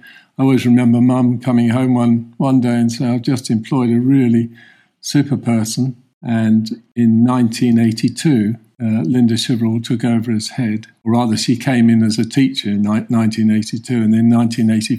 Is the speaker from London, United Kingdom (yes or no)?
yes; London, United Kingdom; we come from South Woodford, from Snaresbrook area